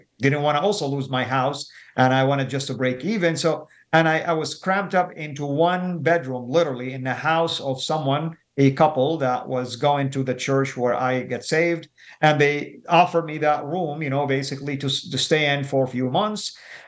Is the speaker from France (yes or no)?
no; Saudi Arabia; moved away as an adult; now in United States; people knew I was a Muslim and I was from Saudi